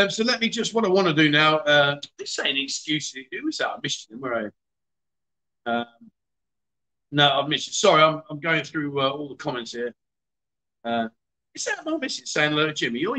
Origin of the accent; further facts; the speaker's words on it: Khon Kaen, Thailand; I'm in the middle of talking. I'm from Khon Kaen. I'm from Khon Kaen.